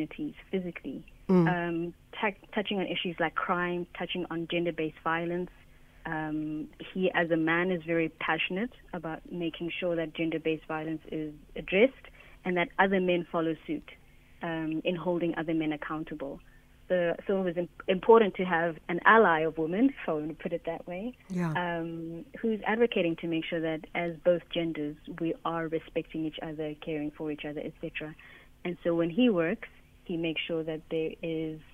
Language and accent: English; South Africa; as South African Wikimedians